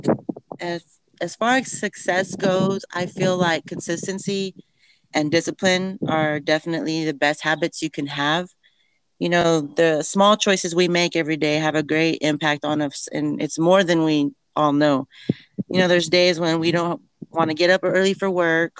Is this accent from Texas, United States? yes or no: yes; Riviera, Texas, United States; now in Kingsville, United States; I grew up in Rivera, Texas